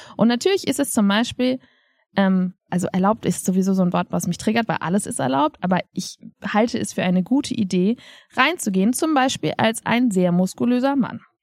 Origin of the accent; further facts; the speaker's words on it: Germany; wir als Deutsche